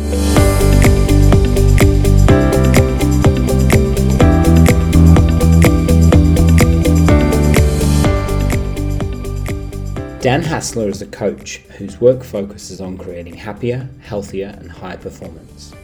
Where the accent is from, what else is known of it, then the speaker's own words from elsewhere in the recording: Nottingham, East Midlands, United Kingdom; moved away; I'm originally from Nottingham, which isn't too far away from Manchester